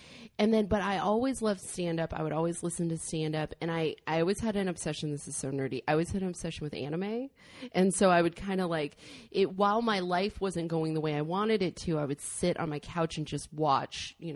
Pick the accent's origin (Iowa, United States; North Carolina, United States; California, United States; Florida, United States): California, United States; Northern; also born or lived in San Luis Obispo, California / Los Angeles, California; I was born in San Luis Obispo and raised in Northern California, and I've been down in LA for the last 10 years